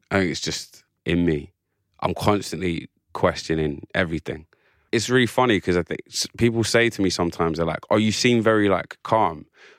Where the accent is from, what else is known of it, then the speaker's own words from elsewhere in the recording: England, United Kingdom; I'm English officially, but I have a very complex, as all of us do, all of us colonized peoples have a very complicated relationship with the history of this country.